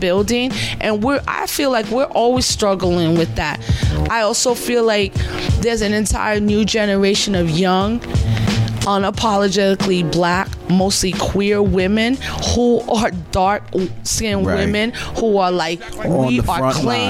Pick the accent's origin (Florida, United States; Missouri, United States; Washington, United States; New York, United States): New York, United States; New York City; I'm from New York City